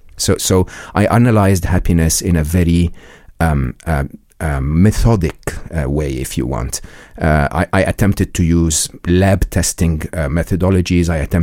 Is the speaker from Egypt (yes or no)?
yes; Egypt; I was born and raised in Egypt. I went to a public school and public university in Egypt